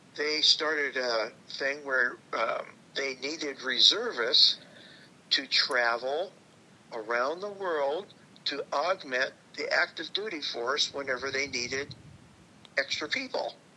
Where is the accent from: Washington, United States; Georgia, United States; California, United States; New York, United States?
Washington, United States; Tacoma; also born or lived in Ellensburg; I came back to Tacoma from Ellensburg